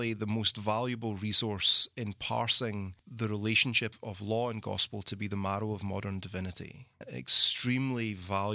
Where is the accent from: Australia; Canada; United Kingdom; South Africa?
United Kingdom; Scotland; moved away as an adult; also born or lived in London, England; now in Mississippi, United States; being Scottish